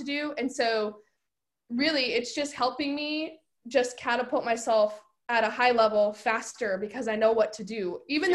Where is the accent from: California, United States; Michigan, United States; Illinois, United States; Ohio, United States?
California, United States; I'm originally from California.